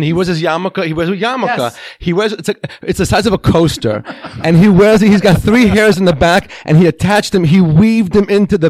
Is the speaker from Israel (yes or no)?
yes; Israel; first language Hebrew; English is a second language; moved away; I was born in Israel.